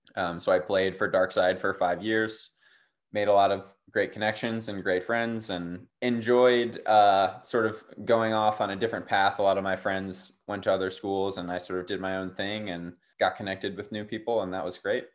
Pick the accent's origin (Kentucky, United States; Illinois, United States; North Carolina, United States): North Carolina, United States; Durham; I grew up in Durham, North Carolina